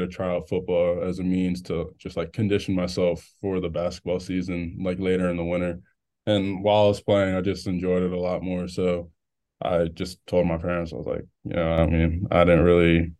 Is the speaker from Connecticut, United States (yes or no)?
no; Maryland, United States; I'm from Maryland